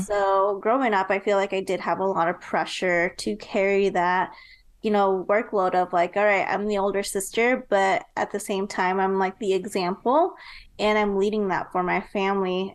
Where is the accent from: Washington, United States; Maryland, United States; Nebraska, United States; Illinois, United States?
Nebraska, United States; moved away as an adult; now in Texas, United States; later on moved to Nebraska. And that's actually where I was raised.